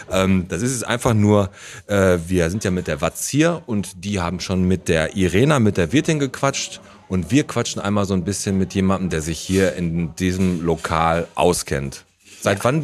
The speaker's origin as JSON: {"language": "German", "town": "Batenbrock", "region": "North Rhine-Westphalia", "country": "Germany", "said": "Und wir sind heute in meiner alten Heimat im Fuhlenbrock. Das hört sich jetzt ein bisschen so an, als wenn ich aus Hamburg hier hingekommen wäre. Also ich bin aber einfach aus Badenbrock, einfach den Berg hochgefahren."}